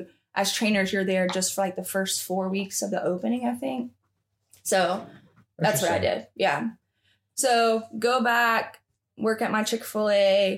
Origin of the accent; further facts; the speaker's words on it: the South, United States; So because I was the only one from the South, they made fun of me and like my accent, like, oh, …, like you're one of those Alabama girls.